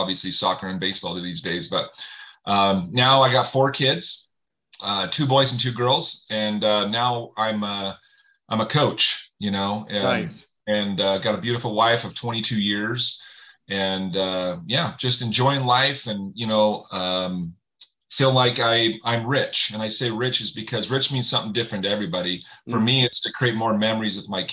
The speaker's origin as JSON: {"language": "English", "region": "Utah", "country": "United States", "tie": "born or raised there", "said": "I'm from Utah. I was in a small town, 2A classification, and 5A is the biggest in Utah"}